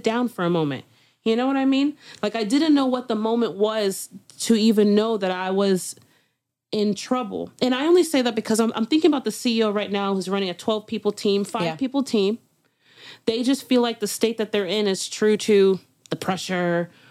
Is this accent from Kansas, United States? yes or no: no; Miami, Florida, United States; I'm from Miami